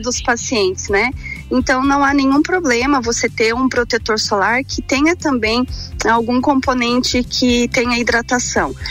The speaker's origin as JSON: {"language": "Portuguese", "region": "Paraná", "country": "Brazil", "also_born_or_lived": "Curitiba", "moved": "as an adult", "lives_now": "Lages, Brazil", "said": "eu sou paranaense é, e vim para Lages para fazer a faculdade"}